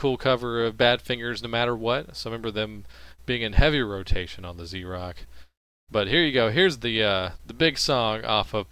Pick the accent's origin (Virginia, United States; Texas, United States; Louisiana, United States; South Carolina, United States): Louisiana, United States; now in Dallas, United States; I'm from Louisiana originally